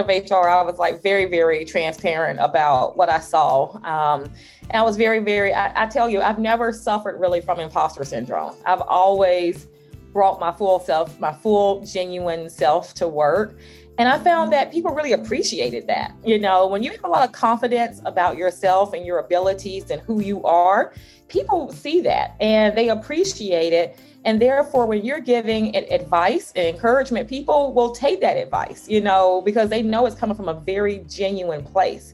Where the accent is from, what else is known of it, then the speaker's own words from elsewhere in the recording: the South, United States; accent: Southern; I'm a Southerner. I was always, you know, somewhat paranoid, like, okay, is my Southern accent going to be a barrier for me